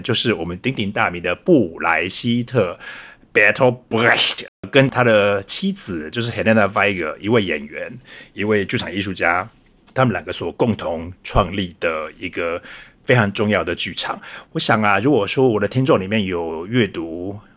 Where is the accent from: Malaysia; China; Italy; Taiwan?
Taiwan; Changhua County; moved away as an adult; also born or lived in Taipei, Taiwan / United States; now in Berlin, Germany; 我出生在彰化，彰化是我的家，然后后来在台北读书受教育，台北也是我的家，然后第三个家乡呢，也就是我的柏林